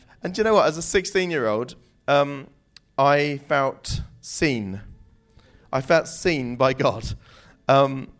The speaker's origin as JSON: {"language": "English", "area": "New Forest", "region": "South East England", "country": "United Kingdom", "tie": "born or raised there", "also_born_or_lived": "Southampton", "said": "I grew up in the New Forest"}